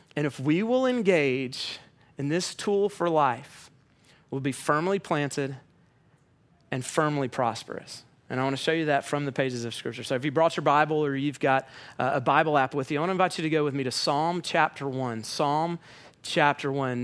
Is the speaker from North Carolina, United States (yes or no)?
no; Atlanta, Georgia, United States